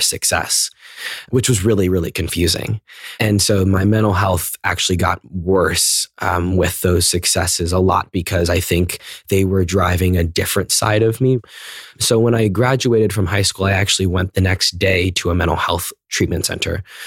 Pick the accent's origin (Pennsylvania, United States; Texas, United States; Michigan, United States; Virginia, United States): Virginia, United States; McLean; I grew up in McLean, Virginia, which is right outside of D C